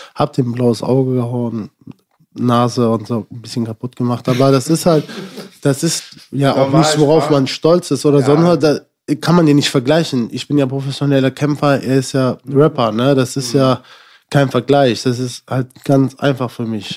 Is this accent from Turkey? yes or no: no; Germany; ich bin in Deutschland geboren, ich habe einen deutschen Pass